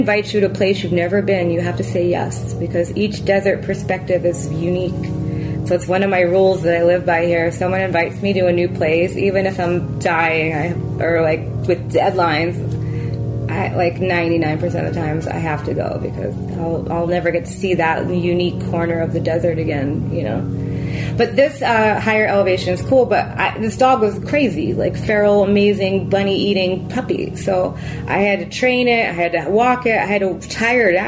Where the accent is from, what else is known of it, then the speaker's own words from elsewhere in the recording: Philadelphia, Pennsylvania, United States; now in Yucca Mesa, United States; I'm from Philly